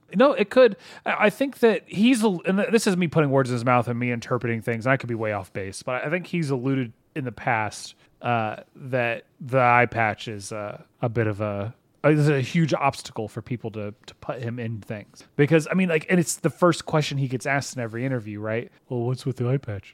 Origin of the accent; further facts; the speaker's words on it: Texas, United States; We're just from Texas